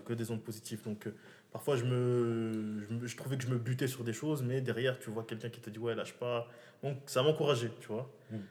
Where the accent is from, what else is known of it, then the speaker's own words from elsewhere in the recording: Moroni, Grande Comore, Comoros; moved away as an adult; now in France; j'ai grandi au Comores. je, je, suis venu ici quand j'ai eu le bac, j'ai grandi au Comores